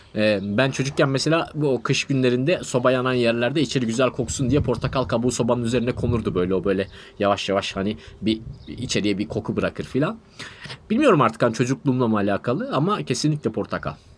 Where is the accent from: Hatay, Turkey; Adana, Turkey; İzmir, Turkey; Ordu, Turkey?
Adana, Turkey; bir kere Adanalıyım